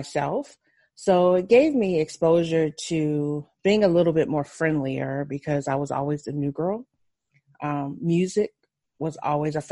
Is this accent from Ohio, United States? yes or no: yes; Ohio, United States; also born or lived in Memphis, Tennessee; I was born in Memphis, Tennessee, and I was raised mostly in Ohio, in a small town with my grandparents